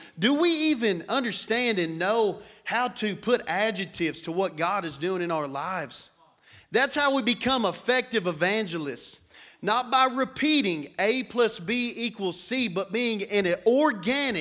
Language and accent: English; Matador, Texas, United States; I am West Texan. I grew up in this area. I grew up in Matador, just down the street from this place